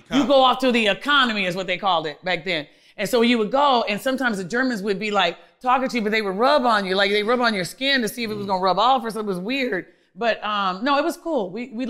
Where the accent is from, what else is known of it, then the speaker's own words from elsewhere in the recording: Seattle, Washington, United States; born there; I was born in Seattle, Washington.